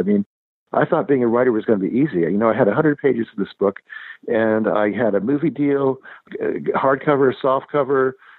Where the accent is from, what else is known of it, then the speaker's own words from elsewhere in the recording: Los Angeles, California, United States; I grew up in Los Angeles, in Hollywood, in a show business family.